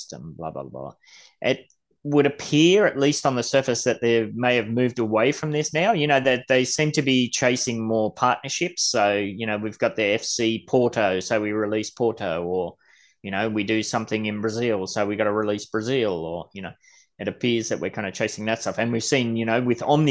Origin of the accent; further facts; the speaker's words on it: Gold Coast, Queensland, Australia; I'm from the Gold Coast.